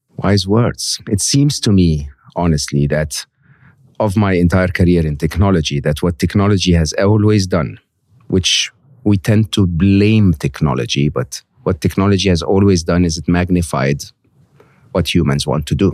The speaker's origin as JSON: {"language": "English", "country": "Egypt", "tie": "born or raised there", "moved": "yes", "said": "growing up in Egypt where we had two T V stations"}